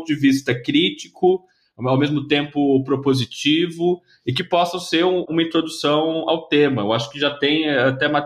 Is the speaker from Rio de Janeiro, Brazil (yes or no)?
no; São Paulo, Brazil; Eu estava em São Paulo, sou de São Paulo, e construí uma newsletter chamada Digi Labor.